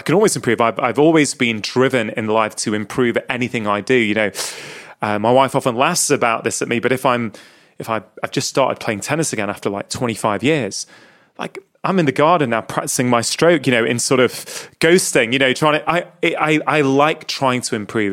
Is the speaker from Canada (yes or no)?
no; England, United Kingdom; born or raised there; also born or lived in India